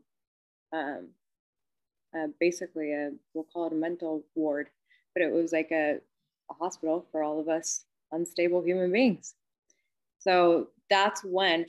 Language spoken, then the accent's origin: English; California, United States; I grew up in California, and that was Price Club, wasn't Costco